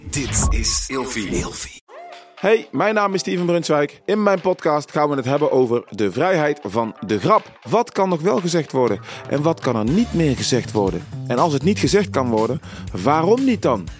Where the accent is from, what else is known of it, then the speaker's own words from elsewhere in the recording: Suriname; ik als Surinaamse jongen, natuurlijk heb ik veel racisme meegemaakt